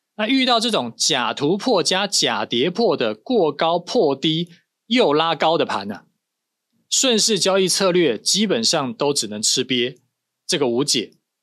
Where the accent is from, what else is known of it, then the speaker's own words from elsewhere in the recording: Taiwan; 我们是台湾人